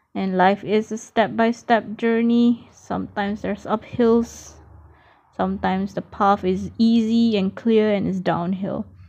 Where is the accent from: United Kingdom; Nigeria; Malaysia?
Malaysia; now in Australia; I am a Malaysian currently based in Australia